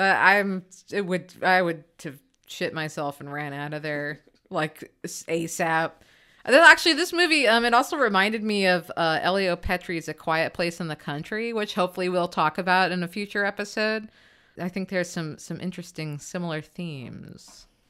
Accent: United States; as an American

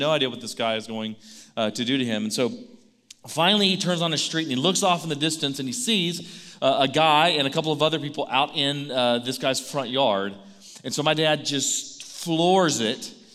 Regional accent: Baytown, Texas, United States; Baytown, my hometown

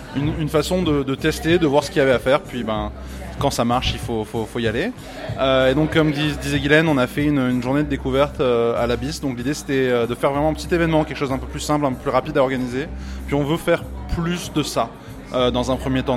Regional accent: France; moved away as an adult; now in Montreal, Canada; moi je suis français de France

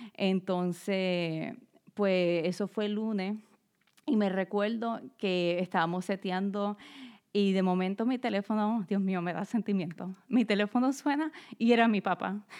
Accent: Ponce, Puerto Rico; moved away as an adult; also born or lived in Bayamón, Puerto Rico / Florida; now in Philadelphia, United States; Yo nací en Bayamón, Puerto Rico, pero alrededor de mis siete años nos mudamos para Ponce, que es en el área sur, este, porque mi papá consiguió un trabajo allá. Y pues ahí fue que crecí y prácticamente me crié hasta la universidad.

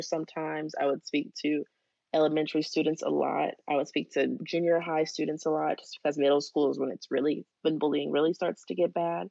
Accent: Dayton, Ohio, United States; I'm from Dayton, Ohio. So my schools and surrounding schools were all really excited

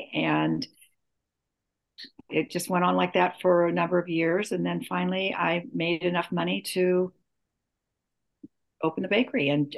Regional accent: San Jose, California, United States; now in Santa Cruz, United States; We're from San Jose. Actually, I'm from San Jose.

